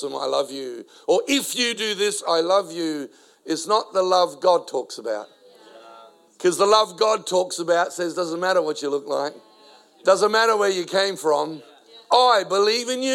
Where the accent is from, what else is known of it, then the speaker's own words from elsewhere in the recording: Adelaide, South Australia, Australia; first language Spanish; English is a second language; also born or lived in South America; brought to the country at the age of 4, only spoke Spanish because I was born in South America. Now in an Italian-speaking Australian city, Adelaide.